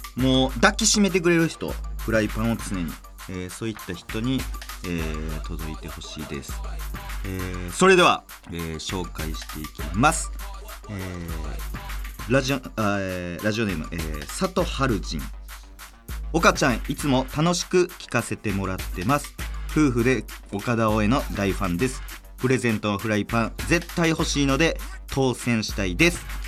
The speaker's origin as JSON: {"language": "Japanese", "region": "Nara", "country": "Japan", "tie": "born or raised there", "moved": "yes", "said": "うちの両親はもう、あのー、ちょっと奈良やったんですけど、もともと。島根に引っ越しまして"}